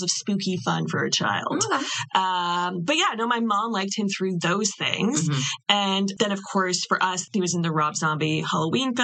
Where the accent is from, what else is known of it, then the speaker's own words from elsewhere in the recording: Canada; as a Canadian